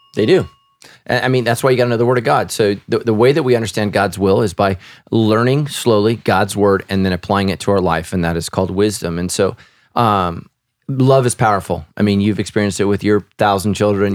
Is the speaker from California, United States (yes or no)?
yes; Sacramento, California, United States; we grew up right near the Sacramento River and the American River